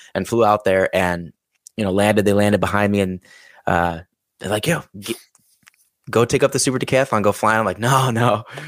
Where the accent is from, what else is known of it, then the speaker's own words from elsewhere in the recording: Chicago, Illinois, United States; moved away; I'm from Chicago originally.